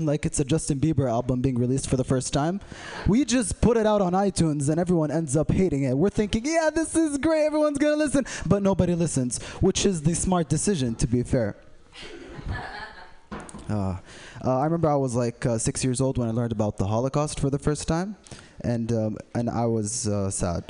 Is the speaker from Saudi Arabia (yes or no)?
yes; Saudi Arabia; I'm from Saudi Arabia, not Bedrock. We speak English.